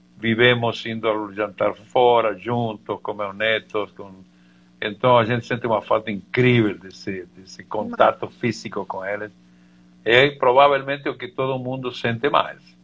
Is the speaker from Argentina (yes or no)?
yes; Argentina; Portuguese is a second language; now in Brazil; eu, como bom argentino